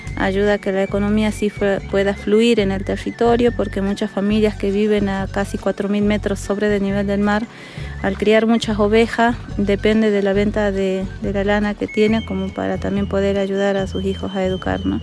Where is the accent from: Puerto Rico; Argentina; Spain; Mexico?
Argentina; Diaguita, Salta; no somos colla pero sí diaguitas